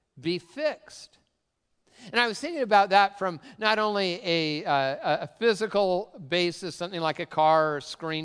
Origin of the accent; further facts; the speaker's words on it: Tacoma, Washington, United States; I grew up in really the cultural center of the Pacific Northwest, Tacoma